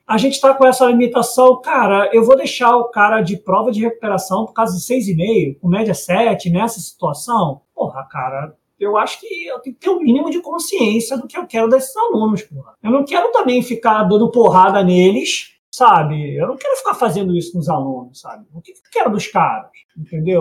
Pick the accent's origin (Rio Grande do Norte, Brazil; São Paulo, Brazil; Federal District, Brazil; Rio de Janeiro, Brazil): Rio de Janeiro, Brazil; eu sou de Campo Grande